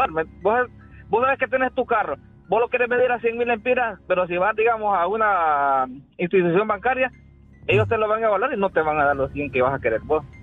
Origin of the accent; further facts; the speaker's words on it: La Ceiba, Atlántida, Honduras; Yo soy de Ceiba